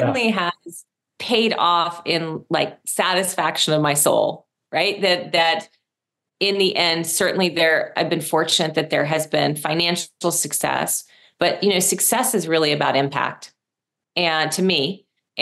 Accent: Rochester, New York, United States; I'm from upstate New York, Rochester. I grew up in like a blue collar town

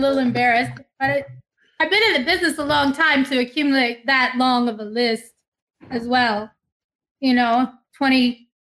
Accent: Ferriday, Louisiana, United States; I'm from Faraday, Louisiana, home of Jerry Lee Lewis, Mickey Gilley, and Jimmy Swaggart

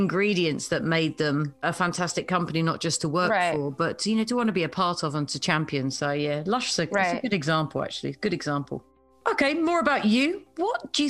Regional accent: United Kingdom; I'm a Brit

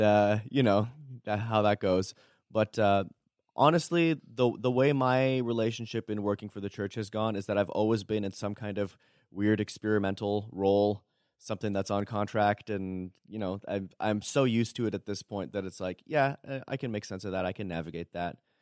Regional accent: Toronto, Ontario, Canada; moved away as an adult; now in Berrien Springs, United States; born and raised in Toronto

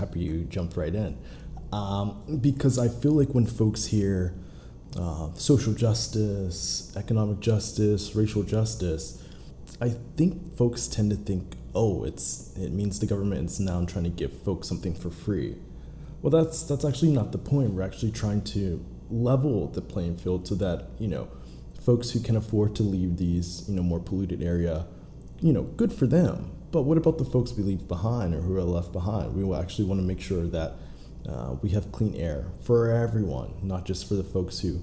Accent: Pittsburgh, Pennsylvania, United States; I'm actually from Pittsburgh

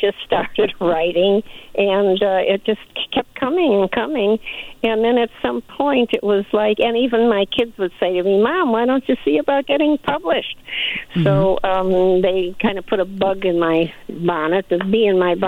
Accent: Chicago, Illinois, United States; moved away as an adult; also born or lived in the desert (Coachella Valley area); I'm originally 100 years ago from Chicago

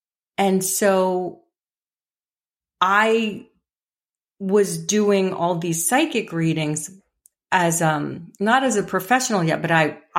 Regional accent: New York City, New York, United States; I grew up in the Bronx in a very blue collar home, in a very blue collar kind of tough neighborhood. And I was a little fairy child.

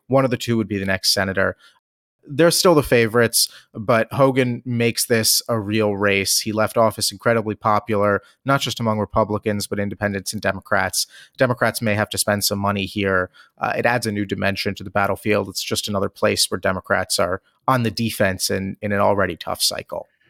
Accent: Maryland's 8th congressional district, United States; beautiful Maryland's 8th congressional district, just outside of Washington, D.C., and my hometown

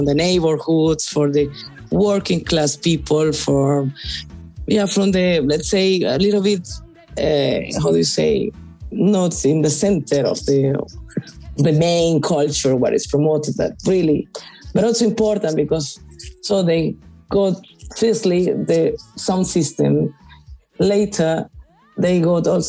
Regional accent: Cartagena, Bolívar, Colombia; I am from Colombia, from Cartagena

